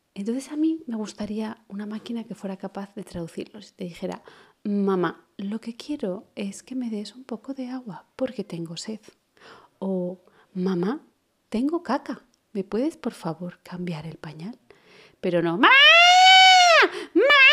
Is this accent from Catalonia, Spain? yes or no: no; Portugalete, Basque Country, Spain; soy de Portugalete